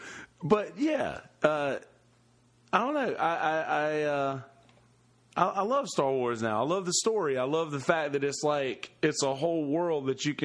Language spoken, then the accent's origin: English; Bennettsville, South Carolina, United States; I'm from Bennettsville, South Carolina.